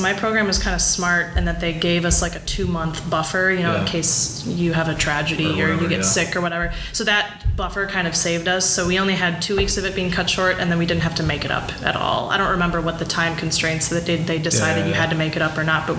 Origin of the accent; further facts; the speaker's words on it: Appleton, Wisconsin, United States; also born or lived in Madison, Wisconsin / Baltimore, Maryland; now in Milwaukee, United States; So I grew up in Appleton, Wisconsin